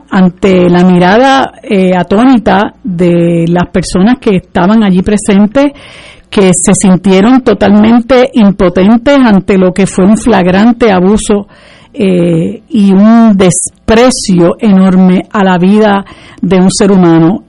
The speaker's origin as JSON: {"language": "Spanish", "country": "Puerto Rico"}